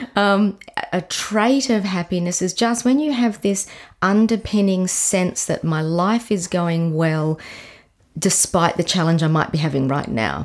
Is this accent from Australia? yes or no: yes; McLaren Vale, South Australia, Australia; I actually grew up, it was then really considered country, but, um, McLaren Vale